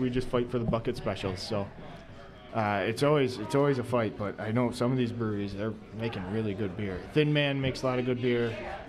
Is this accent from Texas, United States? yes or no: no; Buffalo, New York, United States; we're from Buffalo